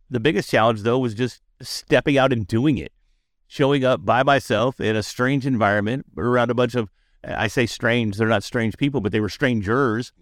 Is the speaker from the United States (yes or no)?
yes; Dallas, Texas, United States; I'm from Dallas